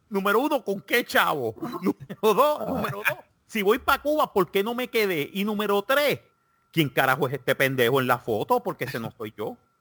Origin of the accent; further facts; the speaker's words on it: Puerto Rico; como buen puertorriqueño, cuando tenía 20, 22, 23 años, yo pertenecía al partido independentista